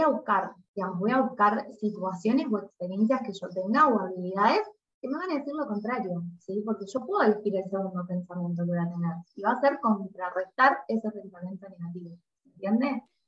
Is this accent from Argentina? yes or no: yes; Argentina; soy argentina, vivo en Argentina actualmente